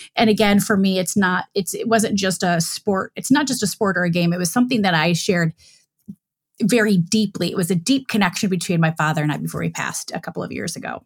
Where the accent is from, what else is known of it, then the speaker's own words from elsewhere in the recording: Michigan, United States; moved away as an adult; also born or lived in Dayton, Ohio / Cincinnati, Ohio / Chicago / New York; I grew up in Michigan.